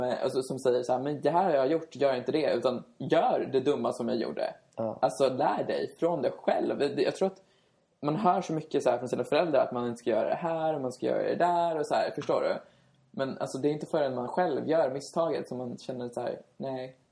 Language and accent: Swedish; Sollentuna, Stockholm County, Sweden; moved away as an adult; now in Västerås, Sweden; Vi är från Stockholm, jag är från Sollentuna